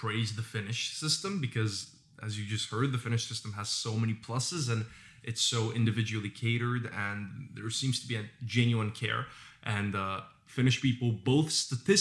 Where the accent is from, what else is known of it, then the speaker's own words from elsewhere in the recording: Bulgaria; growing up in Bulgaria.